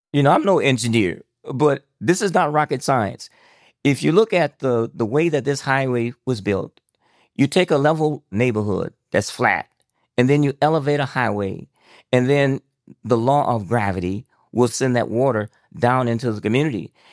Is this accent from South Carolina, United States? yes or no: no; Elba, Alabama, United States; moved away as an adult; I grew up in Elba, Alabama in the fifties